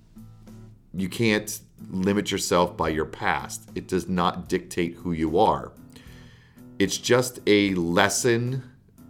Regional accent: Canada; moved away; also born or lived in United States; I am Canadian and I'm an American citizen as well. So, but at the time I was in Canada

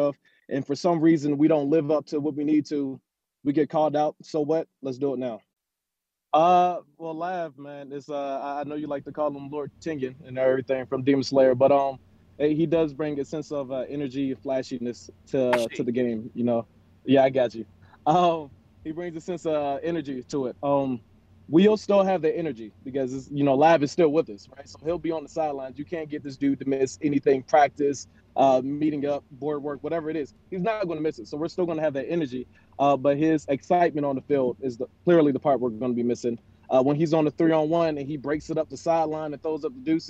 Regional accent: Philadelphia, Pennsylvania, United States; now in Las Vegas, United States; I grew up in Philly

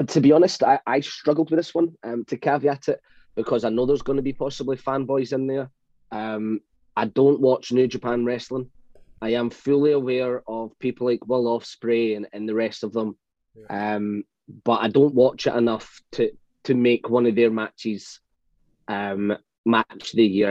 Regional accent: United Kingdom; I'm British

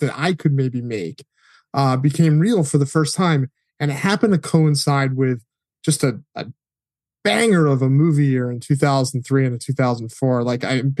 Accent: Connecticut, United States; I grew up in Connecticut, which is about as far away from Hollywood as you can

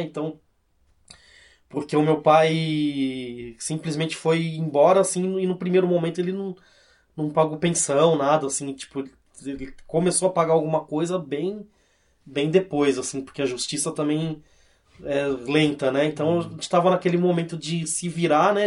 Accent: Cosmópolis, São Paulo, Brazil; also born or lived in Santos; Eu, na verdade eu nasci em Santos, mas eu fui para Cosmópolis eu era muito criança

